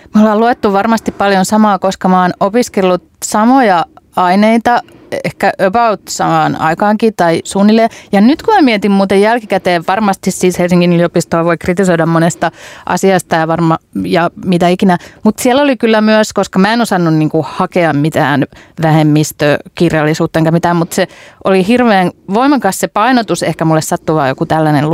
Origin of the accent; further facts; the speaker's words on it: Hämeenlinna, Kanta-Häme, Finland; olen Hämeenlinnasta kotoisin